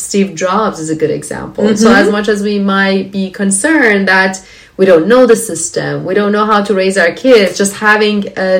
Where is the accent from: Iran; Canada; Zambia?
Iran; moved away as an adult; when I left my home country